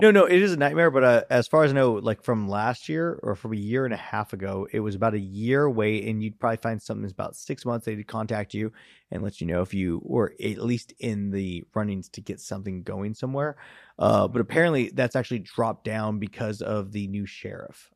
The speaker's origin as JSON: {"language": "English", "region": "California", "country": "United States", "tie": "born or raised there", "said": "I am from California, born and raised"}